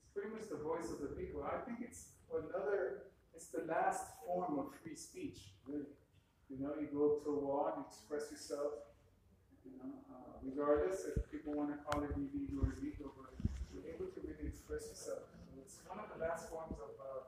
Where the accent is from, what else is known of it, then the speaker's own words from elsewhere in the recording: Miami, Florida, United States; born and raised in Miami from Colombian and Puerto Rican parents.